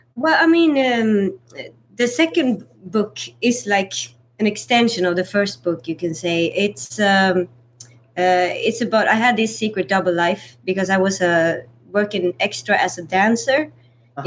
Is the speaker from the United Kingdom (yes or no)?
no; Sweden; now in United States; growing up in Sweden